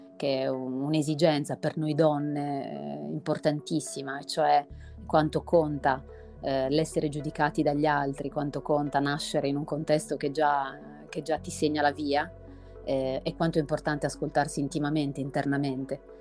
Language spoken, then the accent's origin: Italian; Sardinia, Italy; la mia terra, appunto la Sardegna